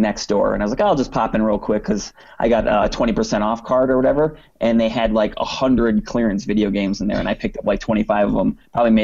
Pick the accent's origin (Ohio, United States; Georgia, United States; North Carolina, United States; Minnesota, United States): Minnesota, United States; St. Paul; I'm 33 from St. Paul, Minnesota